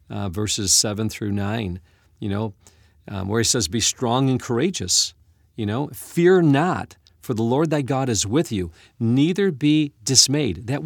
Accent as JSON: {"language": "English", "country": "United States", "said": "as an American"}